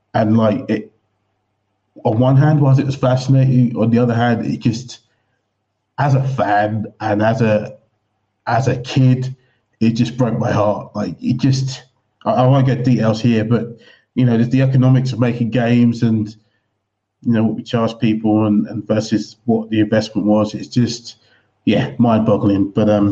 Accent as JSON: {"language": "English", "region": "England", "country": "United Kingdom", "tie": "born or raised there", "moved": "as an adult", "said": "Growing up in England"}